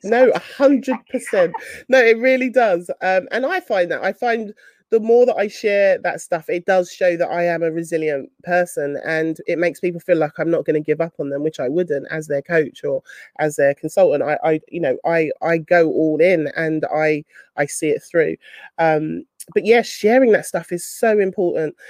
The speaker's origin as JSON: {"language": "English", "region": "London", "country": "United Kingdom", "said": "I'm from South London, I don't always pronounce my T's, and my T's sometimes, sometimes sound like F's"}